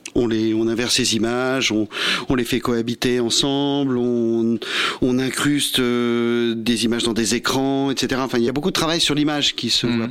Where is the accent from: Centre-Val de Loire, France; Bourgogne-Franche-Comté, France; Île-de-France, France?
Île-de-France, France; Versailles; nous, on vient de, la ville de Versailles